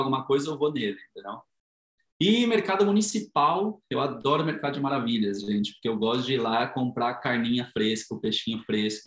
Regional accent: São Paulo, Brazil; moved away as an adult; now in Madrid, Spain; vivi a maior parte da minha vida no Tatuapé

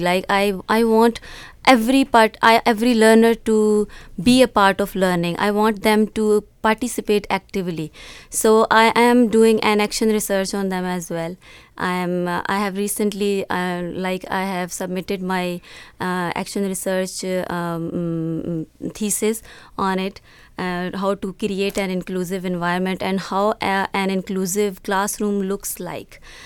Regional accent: Punjab, Pakistan; I'm from Punjab, Pakistan

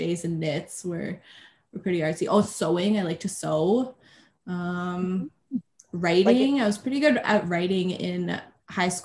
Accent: Red Deer, Alberta, Canada; I was born and raised in Red Deer. Lived here my whole life.

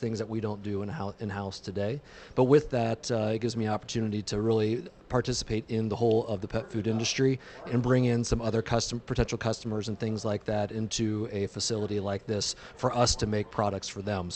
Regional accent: Ohio, United States; moved away as an adult; also born or lived in Northwest Pennsylvania; now in Delano, United States; I'm originally from Ohio, from the Dayton and Columbus, Ohio areas.

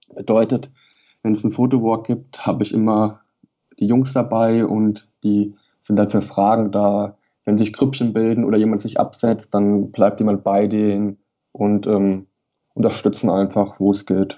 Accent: Wiesbaden, Hesse, Germany; komme aus Wiesbaden, gebürtiger Hesse

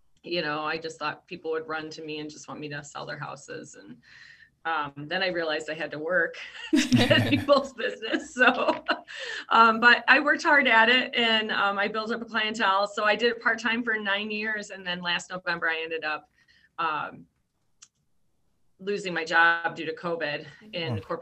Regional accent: Traverse City, Michigan, United States; now in Brighton, United States; I'm from originally from Traverse City

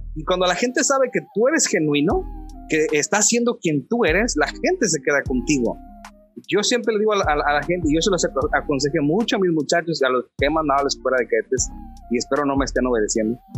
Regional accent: Mexico City, Mexico; moved away as an adult; also born or lived in Torreón; now in Matamoros, Mexico; yo soy chilango

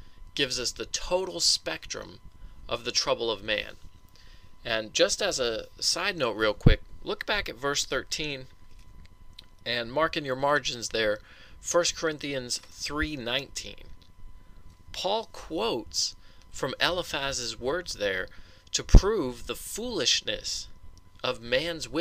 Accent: Colorado, United States; growing up in Colorado

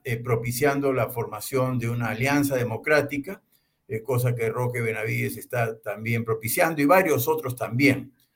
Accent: Peru; somos nosotros los peruanos

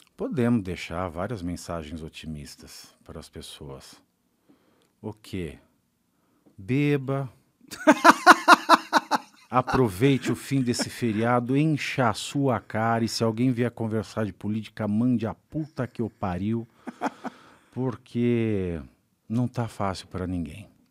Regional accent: Brazil; sendo brasileiro

